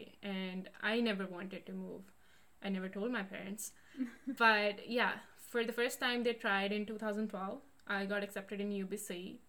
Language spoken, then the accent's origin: English; Amritsar, Punjab, India; moved away as an adult; now in Canada; I come from Amritsar. I was born and brought up in Amritsar, Punjab. And that being the border city of India